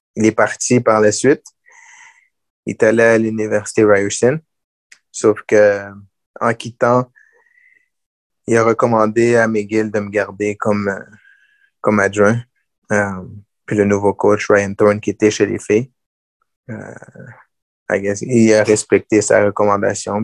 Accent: Gatineau, Quebec, Canada; J'ai grandi à Gatineau.

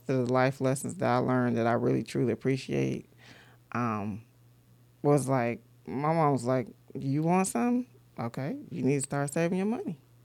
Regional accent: United States; We're American

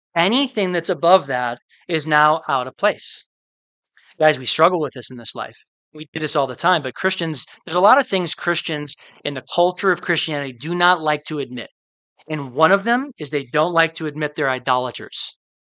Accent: Midwest, United States; I'm from the Midwest, where um, a lot of the year is very very cold

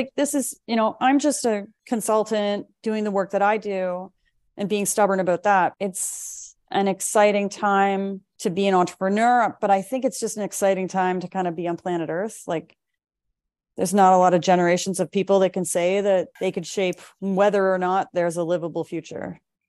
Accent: Lunenburg, Nova Scotia, Canada; now in Vancouver, Canada; that's when I relocated to Vancouver from Halifax, from Lunenburg, Nova Scotia, and really started to kind of rebuild and rethink.

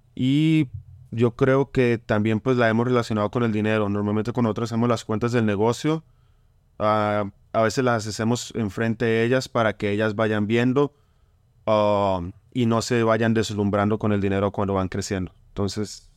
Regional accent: Bucaramanga, Santander, Colombia; moved away; somos de Colombia, yo soy de Bucaramanga

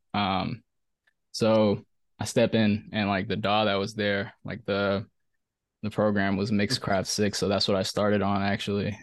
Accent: Silver Spring, Maryland, United States; I'm from Maryland, bro. I'm from Silver Spring, Maryland.

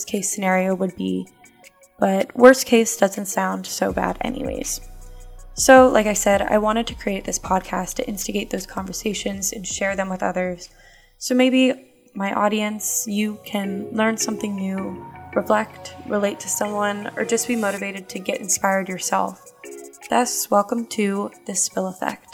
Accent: Pittsburgh, Pennsylvania, United States; also born or lived in Auburn University, Alabama; I'm from Pittsburgh, Pennsylvania

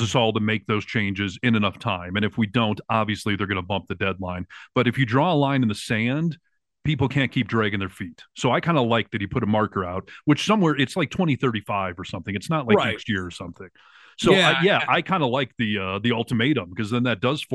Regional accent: California, United States; I'm a Californian

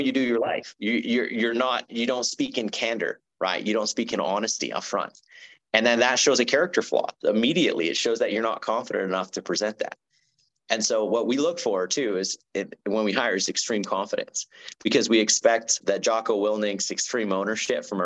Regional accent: Canada; me being Canadian

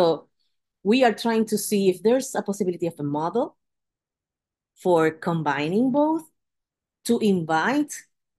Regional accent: Puerto Rico; I was born and raised in Puerto Rico.

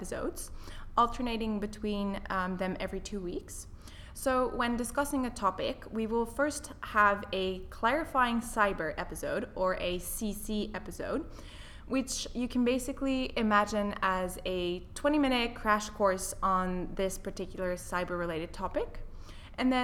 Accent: French-speaking part of Switzerland, Romandy, Switzerland; moved away as an adult; also born or lived in Netherlands; now in United Kingdom; I was born in the Netherlands, which is where my parents are originally from. I grew up in the French-speaking part of Switzerland, though, and then I came to the UK for my university education

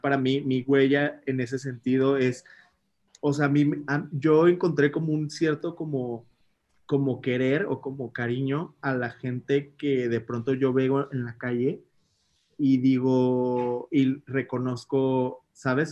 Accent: Mexico; nosotros como mexicanos

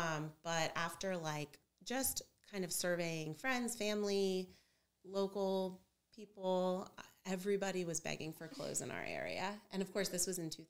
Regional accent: Dover, United States; also born or lived in Pennsylvania / South Carolina; I was born in Pennsylvania, but I grew up here in Dover

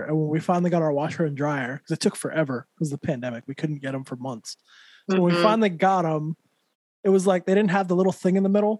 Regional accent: Santa Fe, New Mexico, United States; moved away as an adult; now in California, United States; growing up in New Mexico, mostly Hispanic people, right?

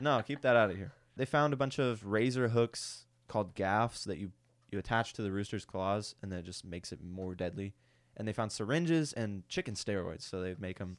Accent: United States; I'm an American

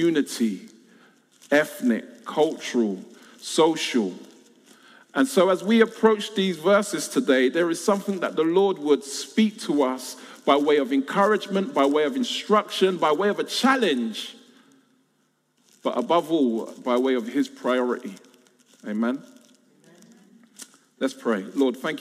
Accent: London, United Kingdom; I was born and raised in South London

